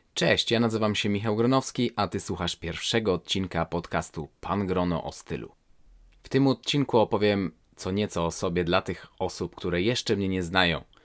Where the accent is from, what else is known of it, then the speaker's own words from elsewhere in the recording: Warsaw, Masovian Voivodeship, Poland; moved away as an adult; now in Sweden; jestem osobą urodzoną w 1985 roku w Warszawie